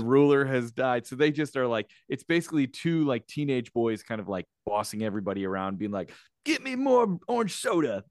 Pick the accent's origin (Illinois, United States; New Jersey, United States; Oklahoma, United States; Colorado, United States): Illinois, United States; Chicago; moved away; I myself am in Chicago, my hometown